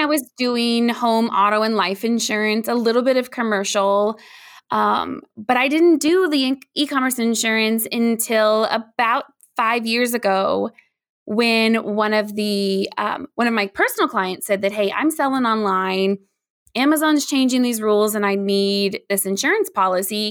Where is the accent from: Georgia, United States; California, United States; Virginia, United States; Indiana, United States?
Indiana, United States; also born or lived in Chicagoland area / Noblesville, Indiana; I, um, am born and raised in Indiana, so I'm here in the cornfields and the soybeans